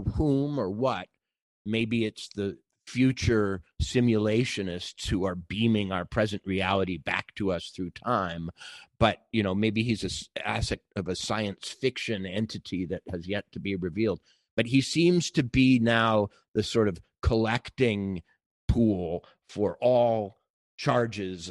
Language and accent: English; Minnesota, United States; my home state of Minnesota